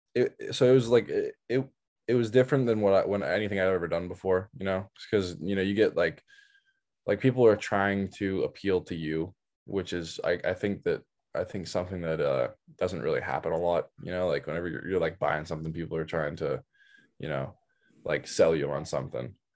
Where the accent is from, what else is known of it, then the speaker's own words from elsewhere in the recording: outside Pittsburgh, Pennsylvania, United States; I was raised outside Pittsburgh